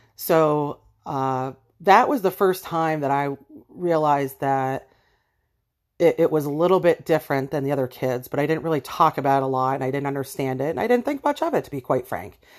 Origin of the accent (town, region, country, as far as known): Erie, Pennsylvania, United States; born or raised there